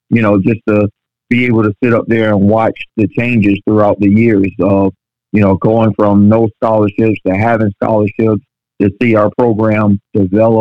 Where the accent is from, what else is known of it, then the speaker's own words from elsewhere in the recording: St. Petersburg, Florida, United States; I'm born and raised in St. Petersburg